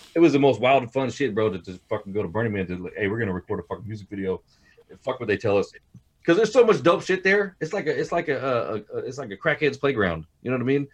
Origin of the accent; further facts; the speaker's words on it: Hayward, California, United States; We all we're all from Hayward, California.